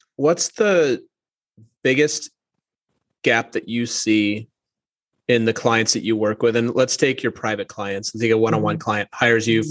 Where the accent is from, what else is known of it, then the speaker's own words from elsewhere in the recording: Minnesota, United States; moved away; also born or lived in New York; I'm from Minnesota originally. People just right. talk a little bit slower there